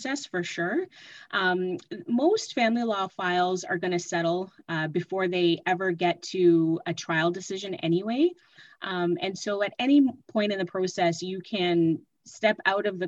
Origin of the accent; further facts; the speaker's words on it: Mississauga, Ontario, Canada; moved away as an adult; now in Ottawa, Canada; I am originally from Mississauga and I moved to Ottawa to attend law school.